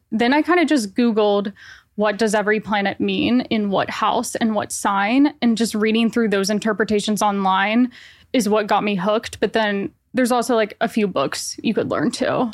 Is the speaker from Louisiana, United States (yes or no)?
no; Nashville, Tennessee, United States; moved away as an adult; now in New York, United States; I am originally from Nashville, Tennessee, but I've been living in New York for six years